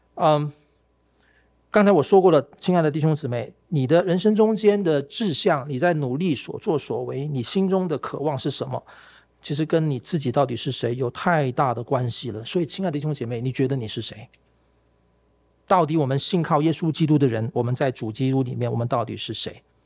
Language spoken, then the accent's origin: Chinese; Malaysia; now in Taiwan; 我在我家乡马来西亚的那个